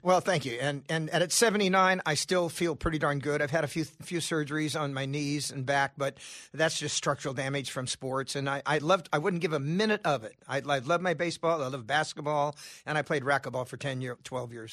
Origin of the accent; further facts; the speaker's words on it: California, United States; I'm from California